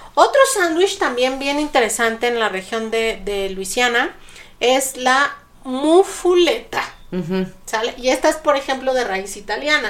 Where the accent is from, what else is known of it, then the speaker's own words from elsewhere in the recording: Mexico; soy mexicana